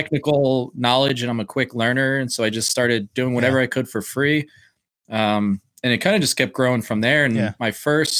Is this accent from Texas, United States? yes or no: no; Blackwood, New Jersey, United States; I'm originally from South Jersey, just outside of Philadelphia